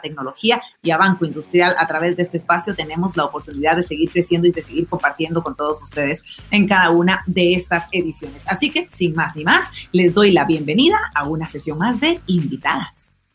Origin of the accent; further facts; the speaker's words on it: Guatemala; los guatemaltecos